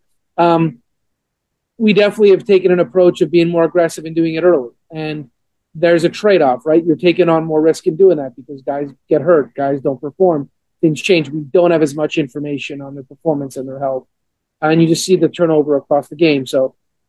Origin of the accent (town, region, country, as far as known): Montreal, Quebec, Canada; born or raised there; now in Atlanta, United States